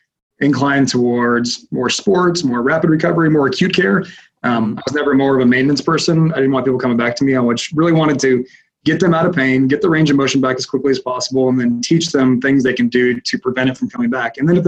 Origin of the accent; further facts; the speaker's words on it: Houston, Texas, United States; I was from Houston. So I looked up Texas Chiropractic School and called them up.